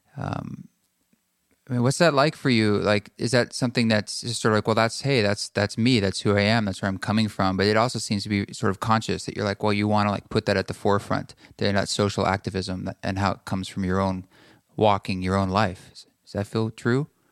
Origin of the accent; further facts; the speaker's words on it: United States; being a white male growing up in America